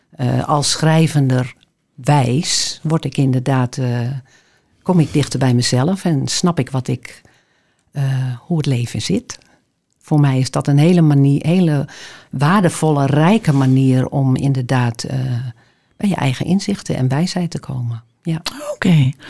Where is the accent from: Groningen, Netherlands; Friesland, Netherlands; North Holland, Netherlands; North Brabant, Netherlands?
Groningen, Netherlands; Appingedam; now in Amsterdam, Netherlands; ik ben geboren in Groningen, dus in Appingedam. En eh, daar heb ik een tijdje gewoond en ik ben daarna naar Groningen gegaan. Heb daar geleefd. En eh, ben uiteindelijk in eh, Amsterdam terechtgekomen.